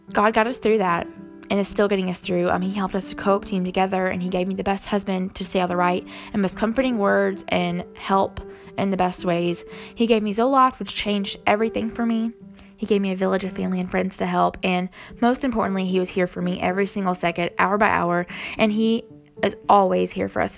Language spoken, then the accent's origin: English; the Bible Belt in the South, United States; growing up in the Bible Belt in the South